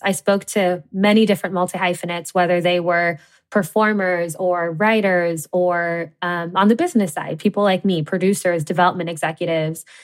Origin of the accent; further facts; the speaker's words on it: Cincinnati, Ohio, United States; I grew up in the Midwest in Cincinnati, Ohio